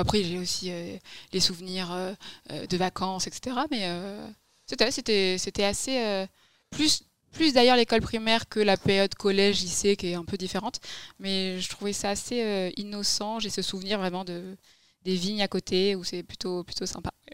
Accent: Libourne, Nouvelle-Aquitaine, France; also born or lived in Massy; je suis très très vite arrivée dans ma région d'origine

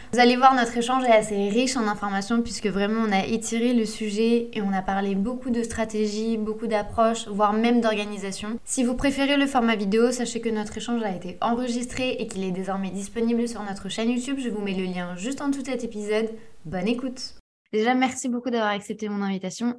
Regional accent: Strasbourg, Grand Est, France; je viens de Strasbourg

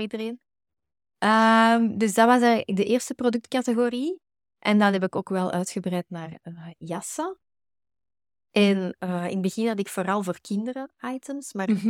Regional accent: Antwerp, Flanders, Belgium; Ik kom uit Bergen, uh, eh, Antwerpen

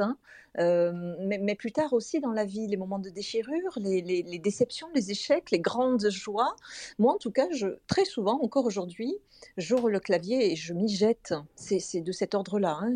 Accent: Toulouse, Occitania, France; Je vis à Toulouse, donc je suis toulousaine.

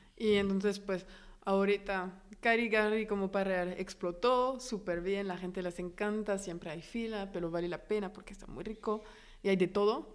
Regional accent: France; Spanish is a second language; now in Mexico; yo vengo de Francia

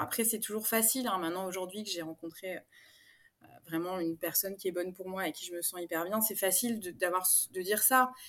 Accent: Paris, Île-de-France, France; moved away as an adult; now in Aix-en-Provence, France; je suis parisienne d'origine. J'ai emménagé à Aix-en-Provence il y a bientôt deux ans.

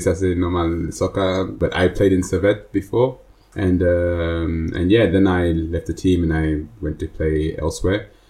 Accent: London, United Kingdom; now in Switzerland; I'm from London, England

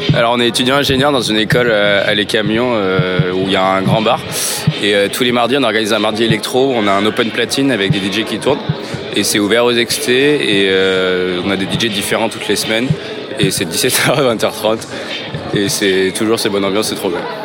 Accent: Le Havre, Normandy, France; now in Lyon, France; je viens d'une plus petite ville à la base. je viens du Havre

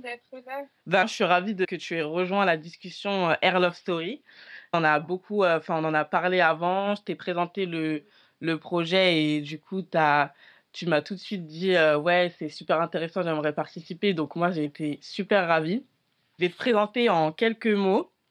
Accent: France; je suis née en France et je suis très peu allée en Afrique

